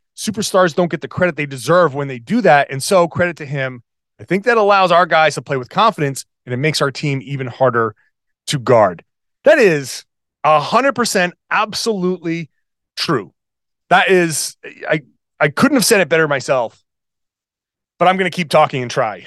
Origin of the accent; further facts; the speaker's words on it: New England, United States; growing up in New England